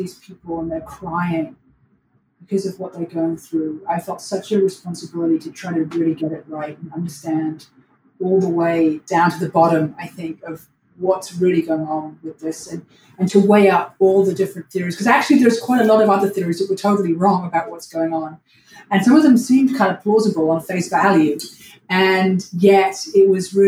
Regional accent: London, United Kingdom; also born or lived in New York; now in Los Angeles, United States; I'm originally from London, England

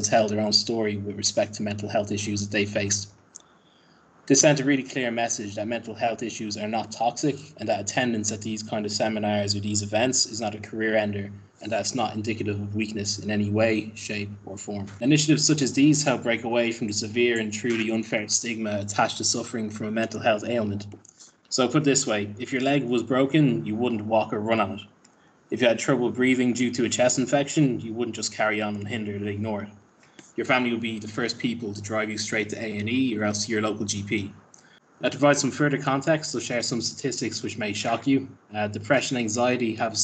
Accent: Ireland; moved away; my home country of Ireland

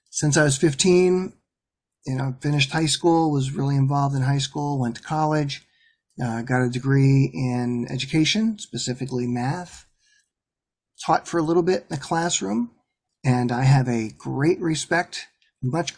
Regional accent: Ashland, Pennsylvania, United States; moved away; I grew up in a real small town

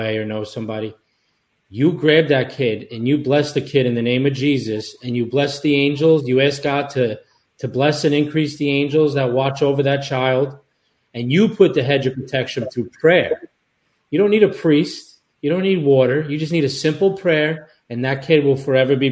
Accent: Long Island, New York, United States; also born or lived in Europe; we grew up Long Island Italian

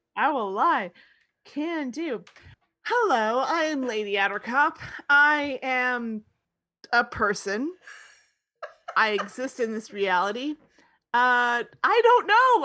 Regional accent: United States; I'm an American

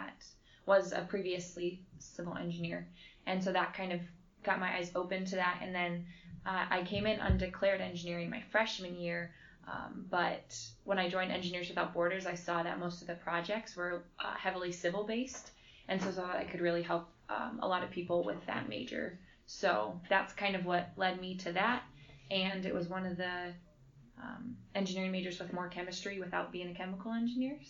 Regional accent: Urbandale, Iowa, United States; I'm from Urbandale, Iowa, so in Des Moines

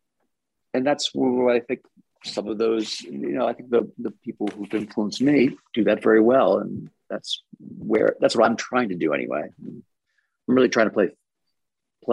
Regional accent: France; moved away; I grew up in France.

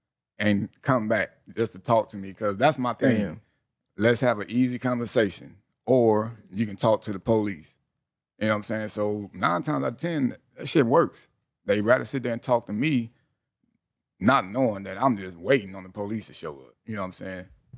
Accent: Long Beach, California, United States; me growing up in Long Beach

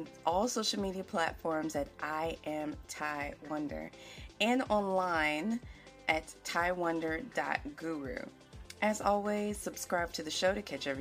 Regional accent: the South, United States; growing up in the South

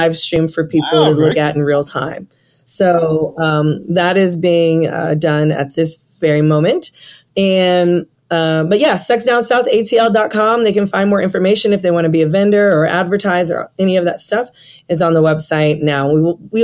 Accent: San Francisco, California, United States; now in Atlanta, United States; I'm from San Francisco

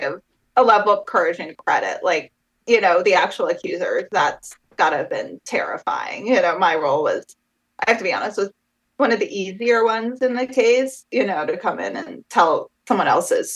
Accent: New York City, New York, United States; I grew up in New York City, so I grew up around some people whose families were aligned with it.

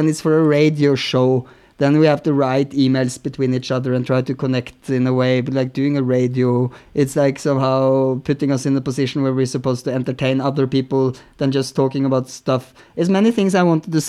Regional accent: Norway; moved away as an adult; also born or lived in Berlin; growing up in Norway

